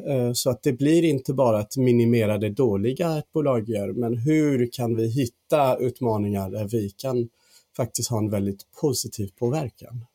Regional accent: England, United Kingdom; Swedish is a second language; moved away as an adult; now in Sweden; Jag är faktiskt engelsman men har bott här i 13 år

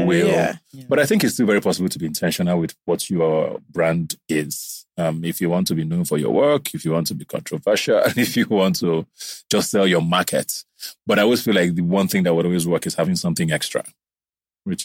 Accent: Nigeria; I grew up around Nigeria a lot.

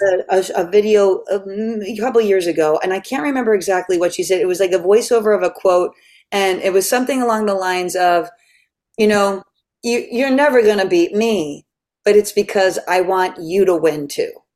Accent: Catonsville, Maryland, United States; moved away; also born or lived in New York City; I'm from Catonsville, Maryland.

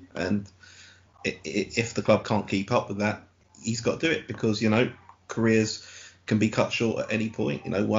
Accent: England, United Kingdom; as an English person

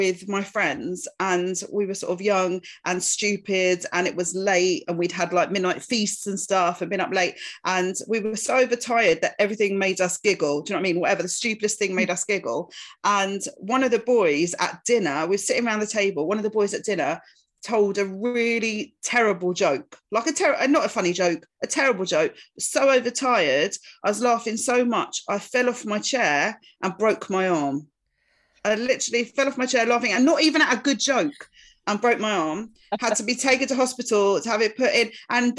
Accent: Essex, East of England, United Kingdom; I grew up in Essex country-ish

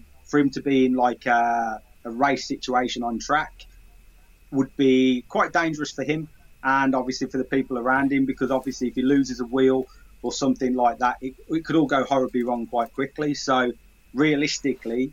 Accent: Sutton Coldfield, West Midlands, United Kingdom; now in Bourne, United Kingdom; I'm originally from Birmingham, from Sutton Coldfield

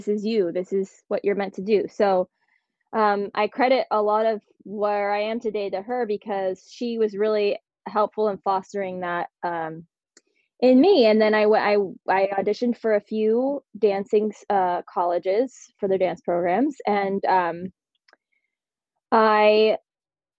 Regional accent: Butler, Pennsylvania, United States; moved away; I grew up in Butler, Pennsylvania, which is a small town north of Pittsburgh.

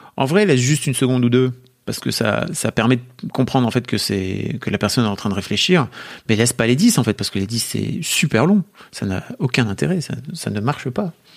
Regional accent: France; accent: French; mon accent français

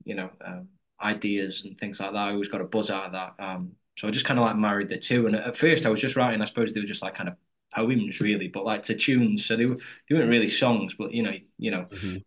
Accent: Stoke-on-Trent, West Midlands, United Kingdom; I'm from Stoke-on-Trent. We're all from Stoke-on-Trent, like Midlands

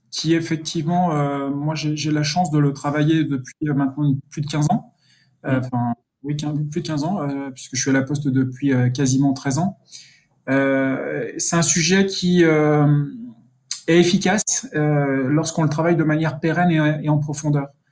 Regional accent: near Dijon, Burgundy, Bourgogne-Franche-Comté, France; moved away as an adult; also born or lived in Paris; je suis bourguignon, hein, je suis originaire de, des environs de, Dijon

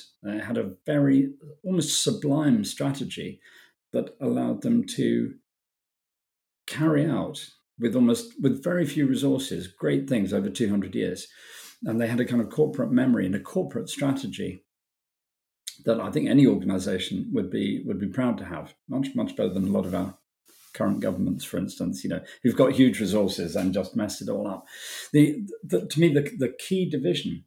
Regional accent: United Kingdom; I'm British

